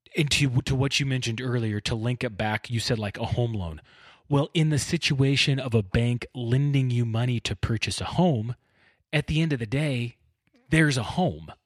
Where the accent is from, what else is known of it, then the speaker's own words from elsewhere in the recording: Bakersfield, California, United States; I grew up in Bakersfield